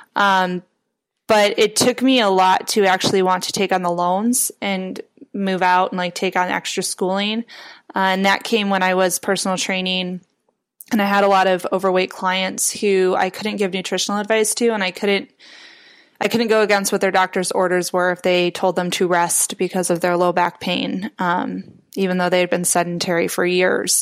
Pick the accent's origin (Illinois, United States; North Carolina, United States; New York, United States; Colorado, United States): Illinois, United States; Chicago; moved away as an adult; also born or lived in Aurora, Illinois / Portland, Oregon; now in Indianapolis, United States; I'm originally from the Chicago area